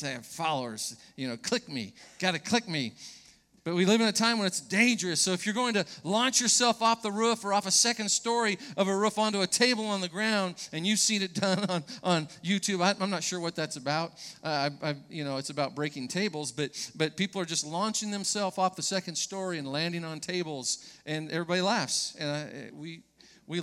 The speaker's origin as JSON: {"language": "English", "area": "Orange County", "region": "California", "country": "United States", "tie": "born or raised there", "said": "As a young person growing up in Orange County"}